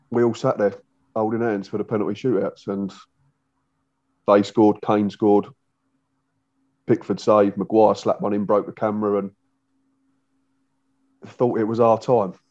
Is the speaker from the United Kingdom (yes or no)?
yes; England, United Kingdom; it's not us being arrogant English people